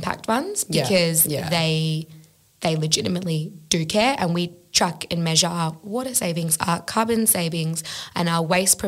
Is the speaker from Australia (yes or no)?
yes; Australia; just being an Australian myself and having an Australian business